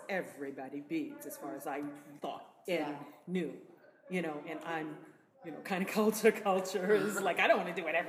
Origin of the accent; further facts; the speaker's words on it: Maine, United States; moved away; I'm from Maine originally, and there's a long and very deep New England history